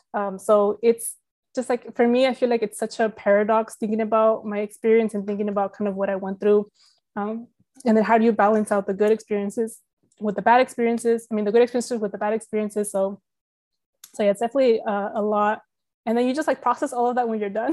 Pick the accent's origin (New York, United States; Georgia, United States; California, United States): California, United States; moved away as an adult; also born or lived in Texas; now in San Jose, United States; we're both from California